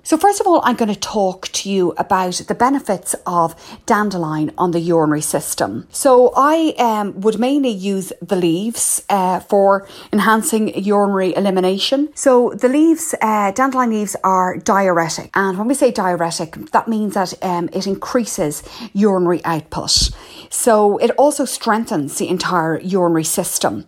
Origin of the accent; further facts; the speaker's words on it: Ireland; also born or lived in Blackrock, County Dublin; I'm the Irish herbalist